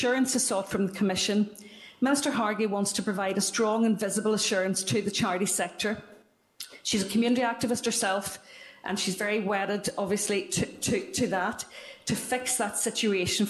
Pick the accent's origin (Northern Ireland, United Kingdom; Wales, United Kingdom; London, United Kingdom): Northern Ireland, United Kingdom; Derry; I'm from Derry and I do talk fast